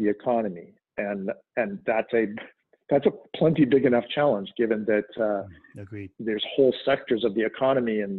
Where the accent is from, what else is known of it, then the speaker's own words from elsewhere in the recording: Canada; now in United States; I'm Canadian and became a dual citizen